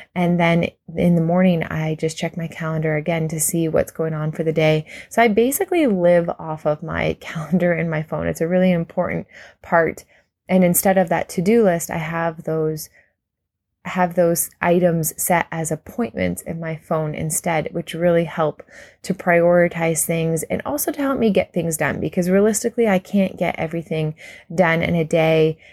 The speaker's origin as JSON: {"language": "English", "country": "Canada", "said": "as a Canadian"}